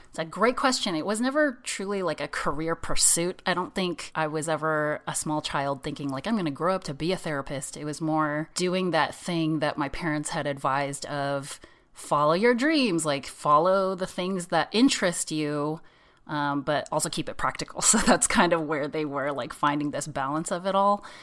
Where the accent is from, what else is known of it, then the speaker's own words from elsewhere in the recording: San Jose, California, United States; I grew up in San Jose, in California.